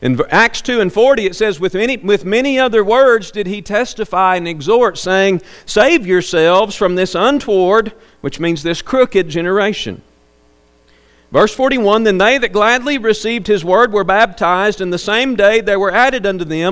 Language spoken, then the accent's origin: English; Arkansas, United States; now in Plainview; my hometown back in Arkansas